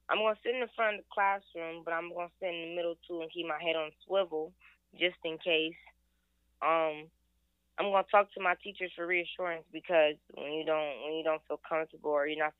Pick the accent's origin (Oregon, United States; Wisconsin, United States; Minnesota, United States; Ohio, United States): Ohio, United States; moved away; I'm from Ohio.